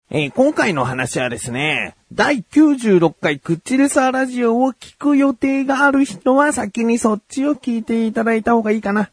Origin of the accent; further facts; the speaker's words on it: Kanagawa, Japan; 僕は神奈川県民としてね